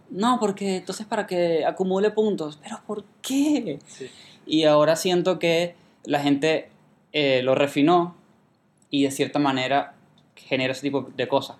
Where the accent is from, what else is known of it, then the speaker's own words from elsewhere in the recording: Venezuela; moved away; soy de Venezuela